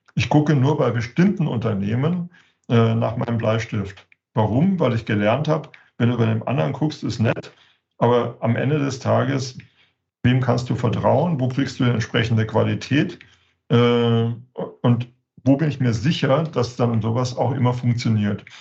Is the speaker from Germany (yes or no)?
yes; Germany; als, als Deutsche